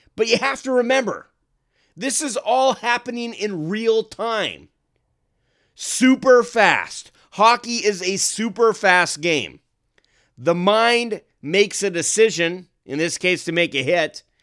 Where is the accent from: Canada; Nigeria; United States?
Canada; growing up in Canada